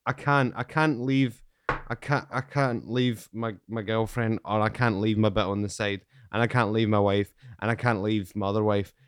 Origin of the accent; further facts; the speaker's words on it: Scotland, United Kingdom; I'm from Scotland